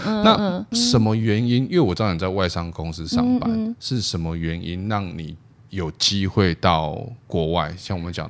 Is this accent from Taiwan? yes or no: yes; Taiwan; 我们就是土生土长，然后在台湾长大这样